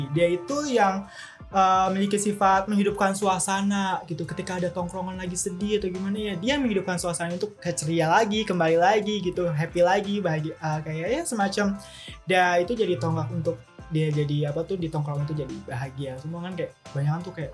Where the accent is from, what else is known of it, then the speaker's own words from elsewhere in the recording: Jakarta, Indonesia; ya karena gue lahir di Jakarta juga jadi kayak gue udah lama gue tumbuh di Jakarta